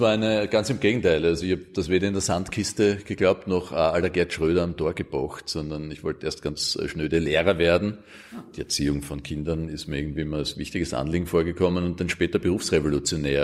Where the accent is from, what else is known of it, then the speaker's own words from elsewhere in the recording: Austria; bei uns in Österreich